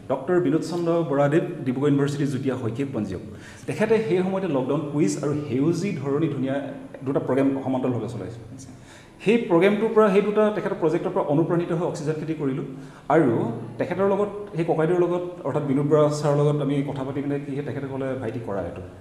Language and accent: Assamese; Nitai Panidihing, Sivasagar district, Assam, India; moved away as an adult; now in Jorhat, India; মোৰ ঘৰ নিতাই পানীদিহিং অঞ্চলৰ শিৱসাগৰ জিলাৰ নিতাই পানীদিহিং অঞ্চলৰ ভাতগাজ গাঁৱতেই এখন গাঁও ভাতগাজ গাঁও আৰু যিহেতু সেই সময়ত মই কৰ্মসূত্ৰে ইয়াত কৰ্ম কৰোঁ কিন্তু মই থাকোঁ জাজি হাঁহচোৰাত যোৰহাট জিলাৰ